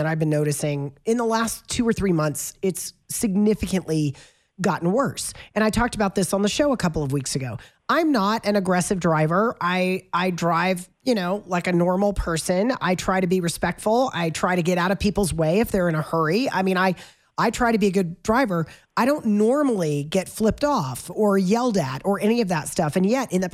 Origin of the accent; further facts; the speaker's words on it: the South, United States; now in Colorado, United States; I'm from the South